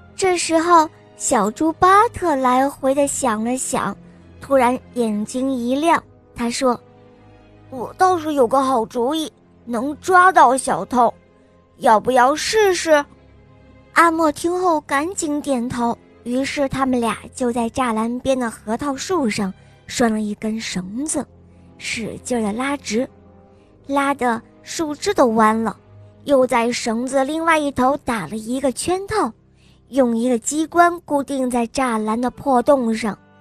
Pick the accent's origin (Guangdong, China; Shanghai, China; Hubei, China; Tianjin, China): Guangdong, China; Huizhou; 我九岁了，我来自惠州